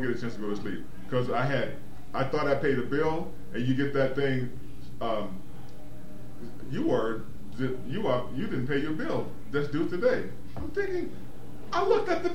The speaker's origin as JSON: {"language": "English", "region": "the South", "country": "United States", "tie": "born or raised there", "said": "Where I come from, see, I'm from the South. Okay? I was born in the South"}